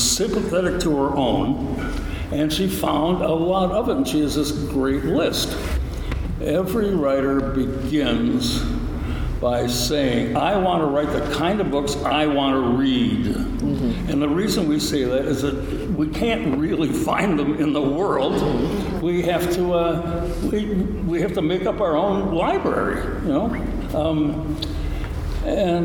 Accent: United States; we are arrogant, blinkered Americans

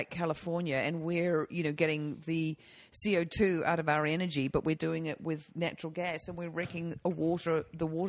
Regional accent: New Zealand; moved away; as a child growing up in New Zealand

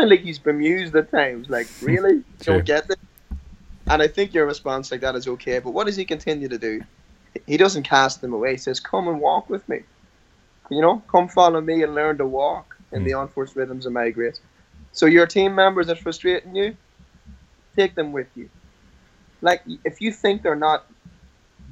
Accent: Ireland; I'm Irish

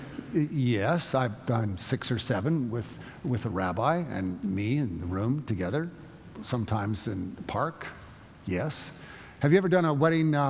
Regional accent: United States; I'm an American through and through.

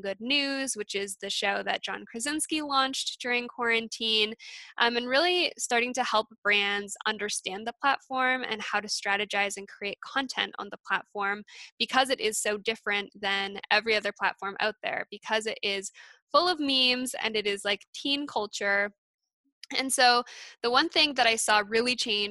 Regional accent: Alberta, Canada; moved away as an adult; also born or lived in East Coast, Canada; I grew up in Alberta, moved to the East Coast, and I'm back in Calgary now.

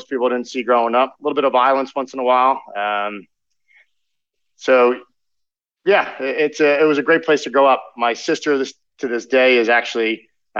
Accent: Philadelphia, Pennsylvania, United States; I was born in Philadelphia on the outskirts, and I grew up in an amazing household

